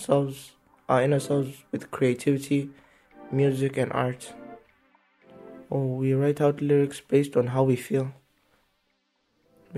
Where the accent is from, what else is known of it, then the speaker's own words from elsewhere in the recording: Zimbabwe; now in Ireland; I'm from Zimbabwe